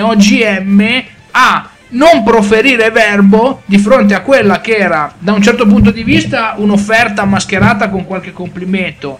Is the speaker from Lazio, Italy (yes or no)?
no; Milan, Lombardy, Italy; io vengo da Milano e di nebbia me ne intendo